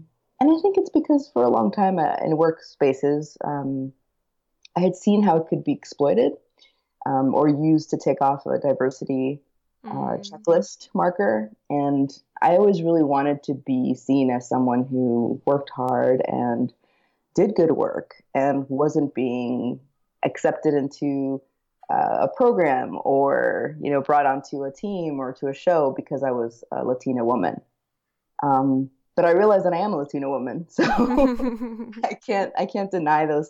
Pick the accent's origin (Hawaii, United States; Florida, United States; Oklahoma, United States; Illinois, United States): Florida, United States; Miami; moved away as an adult; also born or lived in Colombia; now in Minneapolis, United States; I was born in Colombia and moved to Miami with my parents when I was 4.